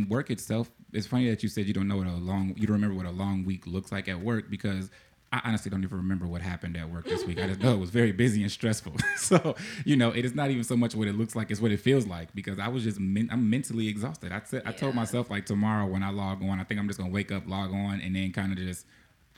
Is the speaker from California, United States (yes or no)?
no; Chicago, Illinois, United States; I'm from Chicago.